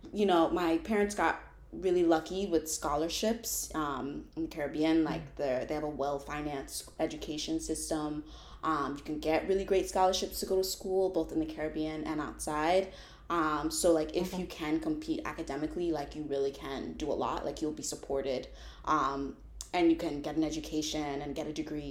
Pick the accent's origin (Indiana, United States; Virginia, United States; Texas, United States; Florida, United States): Florida, United States; Tampa; moved away as an adult; also born or lived in Kissimmee, Florida; now in Philadelphia, United States; originally I'm from Florida. I'm from Tampa, Florida